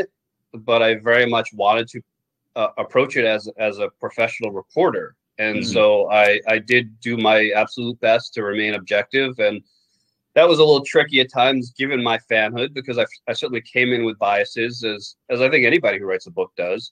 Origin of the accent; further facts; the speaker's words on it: New York City, New York, United States; also born or lived in Jericho, Long Island, New York; I lived in Queens until I was about 10. I lived in Douglaston. Okay. And then I moved out to Long Island, to Jericho out in Long Island